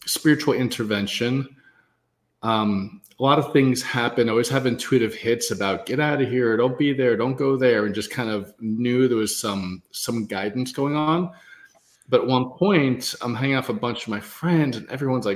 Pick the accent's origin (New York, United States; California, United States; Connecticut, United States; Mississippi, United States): New York, United States; New York City; growing up in Queens, New York